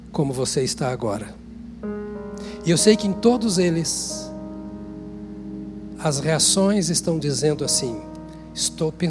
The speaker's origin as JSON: {"language": "Portuguese", "region": "Paraná", "country": "Brazil", "also_born_or_lived": "Minas Gerais / Amazon", "said": "Sou do Paraná, vivi muitos anos em Minas, vivi na Amazônia e tenho viajado o Brasil inteiro."}